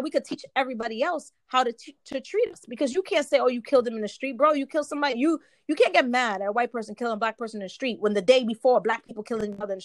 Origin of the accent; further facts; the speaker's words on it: New York, United States; I'm from New York